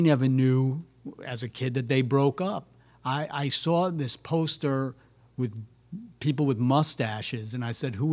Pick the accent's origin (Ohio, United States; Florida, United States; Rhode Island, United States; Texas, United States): Rhode Island, United States; also born or lived in Brooklyn, New York; I grew up in Rhode Island. I'm originally from Brooklyn, New York.